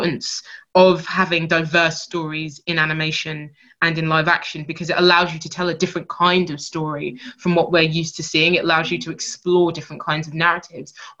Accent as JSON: {"language": "English", "country": "Nigeria", "said": "I'm Nigerian"}